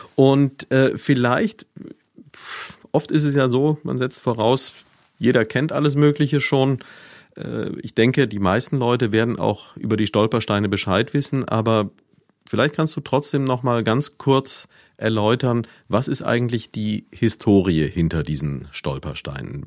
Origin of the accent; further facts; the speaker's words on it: Neuwied, Rhineland-Palatinate, Germany; moved away as an adult; Ich bin ja selbst in Neuwied aufgewachsen, habe hier von 1965 bis 1985 gelebt